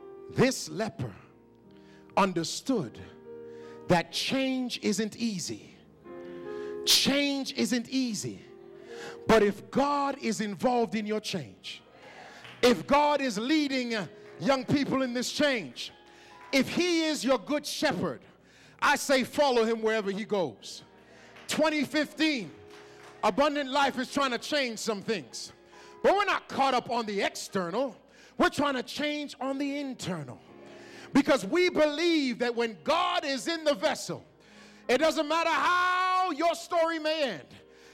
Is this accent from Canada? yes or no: yes; Toronto, Ontario, Canada; excuse me, sir, help me. I'm from Canada. I struggle. I'm from Toronto. I don't often see pink flamingos.